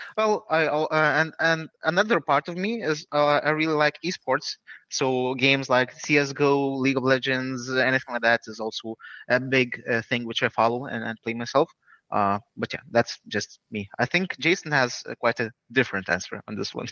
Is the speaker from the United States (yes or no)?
no; Lithuania; we're from Lithuania